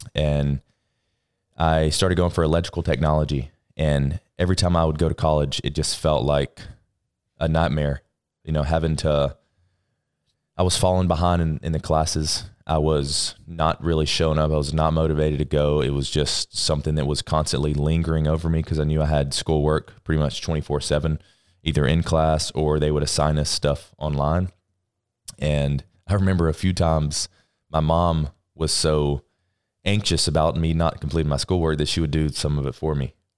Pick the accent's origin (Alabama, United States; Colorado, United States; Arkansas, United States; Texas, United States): Alabama, United States; Florence; Alabama, Florence, Alabama, small town